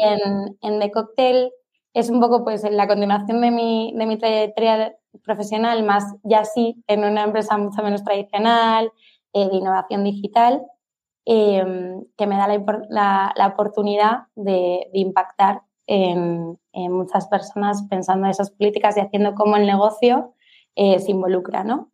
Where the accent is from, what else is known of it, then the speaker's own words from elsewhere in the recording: Palma, Balearic Islands, Spain; Soy de Palma